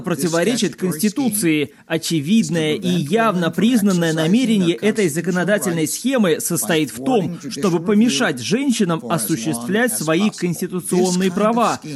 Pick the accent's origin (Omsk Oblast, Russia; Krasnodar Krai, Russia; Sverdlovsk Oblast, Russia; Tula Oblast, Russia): Omsk Oblast, Russia; Omsk; я родом из Омска